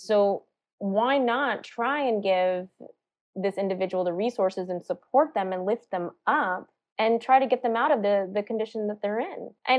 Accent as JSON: {"language": "English", "region": "South Carolina", "country": "United States", "tie": "born there"}